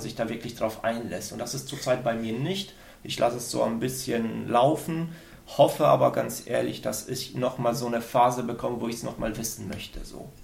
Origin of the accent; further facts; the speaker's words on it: Sauerland, North Rhine-Westphalia, Germany; moved away as an adult; also born or lived in Aachen; ich bin im Sauerland aufgewachsen